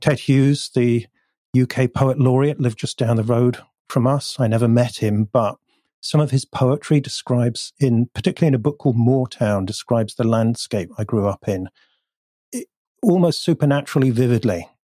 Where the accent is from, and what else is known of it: North Devon, South West England, United Kingdom; born or raised there; also born or lived in Bath; now in Bristol, United Kingdom